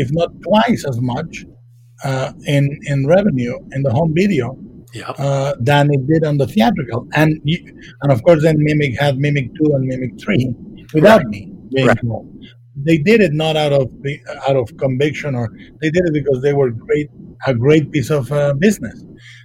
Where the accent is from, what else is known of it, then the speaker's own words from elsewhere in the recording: Mexico; moved away as an adult; I was raised in Mexico